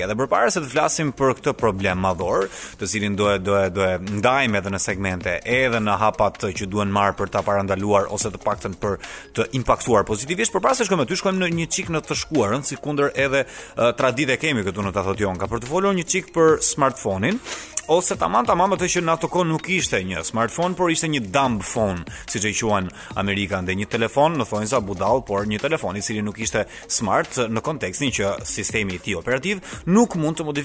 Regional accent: Albania

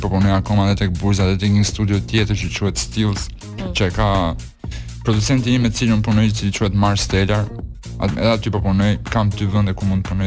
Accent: Burrel, Dibër County, Albania; un jam me origjinë nga Burreli

